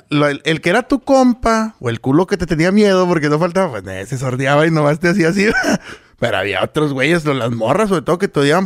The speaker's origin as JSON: {"language": "Spanish", "town": "Villa Ahumada", "region": "Chihuahua", "country": "Mexico", "tie": "born or raised there", "said": "ahí me crié en Bioma. Bueno, soy de ahí"}